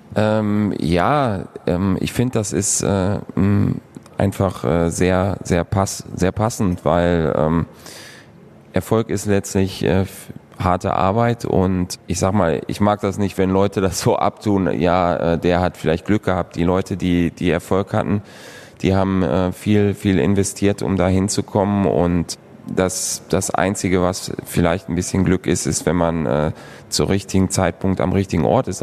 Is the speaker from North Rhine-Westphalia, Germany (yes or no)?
yes; Moers, North Rhine-Westphalia, Germany; moved away as an adult; also born or lived in San Jose; now in Krefeld, Germany; Ich bin auf der Landwehrstraße ähm, aufgewachsen.